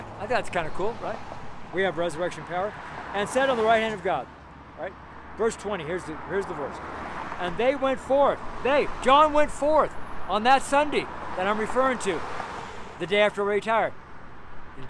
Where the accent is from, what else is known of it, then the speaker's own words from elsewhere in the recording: United States; I'm American, firstborn American, French, Belgium.